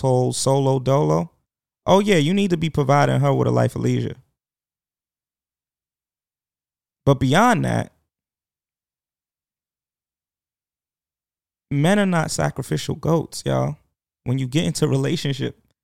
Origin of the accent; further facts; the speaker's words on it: New York, United States; I am a New Yorker